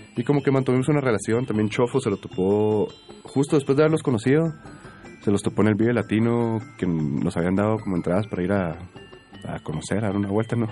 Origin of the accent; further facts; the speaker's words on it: Guatemala; en Guatemala, por alguna razón y por cómo crecimos nosotros, crecimos mucho con cosas en inglés